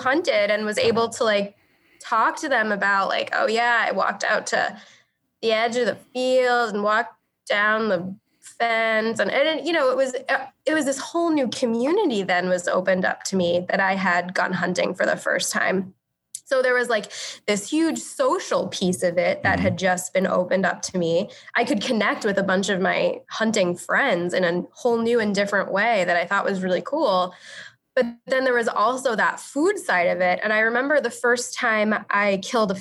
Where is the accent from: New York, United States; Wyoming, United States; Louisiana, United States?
New York, United States; Long Island; I grew up on Long Island